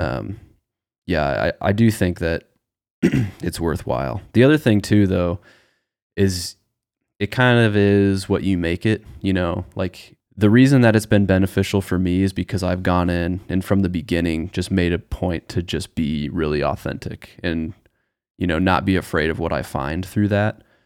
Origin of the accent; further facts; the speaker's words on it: Nebraska, United States; We're both from Nebraska